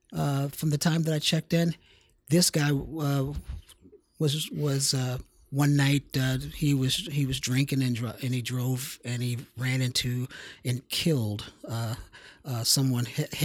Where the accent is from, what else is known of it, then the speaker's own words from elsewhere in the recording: Washington, District of Columbia, United States; Washington, D.C.